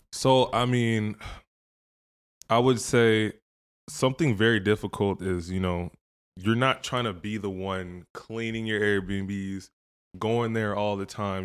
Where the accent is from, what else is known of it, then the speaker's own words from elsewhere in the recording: Woodbury, Minnesota, United States; also born or lived in Proud Lake / Andover, Minnesota / Nigeria; I grew up in Woodbury